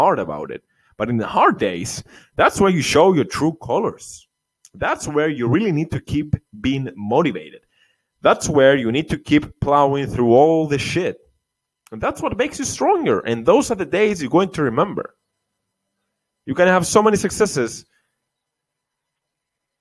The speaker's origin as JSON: {"language": "English", "country": "Cyprus", "said": "Cyprus, my home country"}